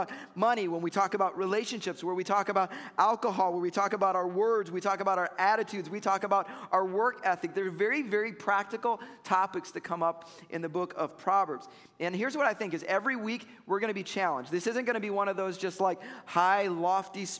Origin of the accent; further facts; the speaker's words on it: Chicago, Illinois, United States; I grew up in Chicago